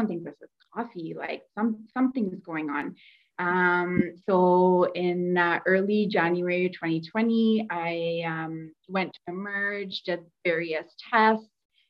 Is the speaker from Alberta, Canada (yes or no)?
yes; Calgary, Alberta, Canada; now in Edmonton, Canada; I'm originally from Calgary, but live in Edmonton.